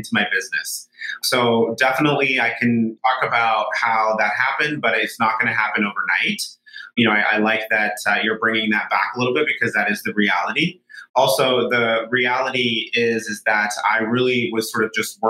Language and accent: English; Solvang, California, United States; also born or lived in San Francisco; this small little town called Solvang, which is where I grew up in California